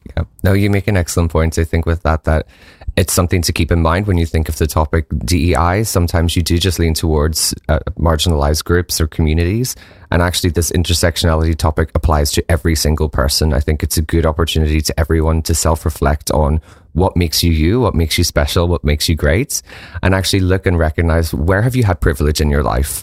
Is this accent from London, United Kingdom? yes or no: no; Northern Ireland, United Kingdom; moved away; I'm originally from Northern Ireland